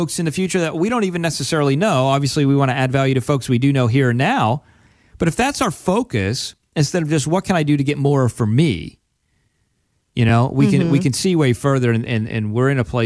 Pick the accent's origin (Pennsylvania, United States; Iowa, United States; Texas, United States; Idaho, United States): Pennsylvania, United States; I grew up from in Penn State land, right? Right. Pennsylvania, so big Penn State fan.